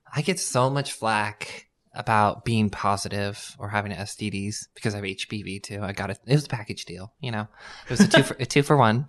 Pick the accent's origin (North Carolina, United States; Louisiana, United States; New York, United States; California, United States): California, United States; Madera; also born or lived in Fresno, California / San Diego, California; I grew up in Madera, California, then I moved to Fresno.